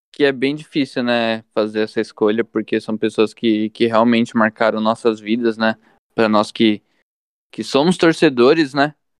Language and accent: Portuguese; São Bernardo do Campo, São Paulo, Brazil; nasci no Ruge Ramos, aqui em São Bernardo do Campo, bairro no qual eu resido hoje.